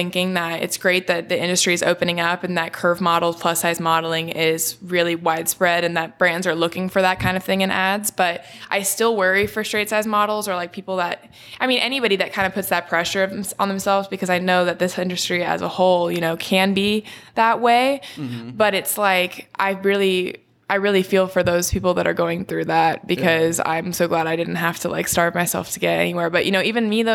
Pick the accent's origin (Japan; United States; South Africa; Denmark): United States; Orange, California; I'm from Orange County, California.